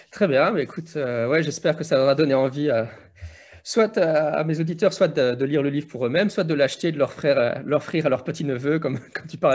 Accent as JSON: {"language": "French", "country": "Belgium", "said": "Oui, chez nous en Belgique, en France, c'est toujours ça dépend. Mais chez nous, on a les cours de religion, morale, citoyenneté"}